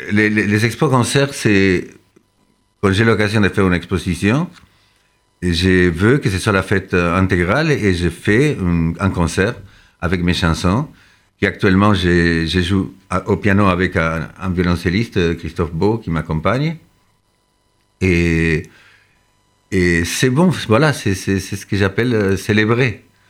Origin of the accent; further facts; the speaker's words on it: Argentina; now in France; je suis né en Argentine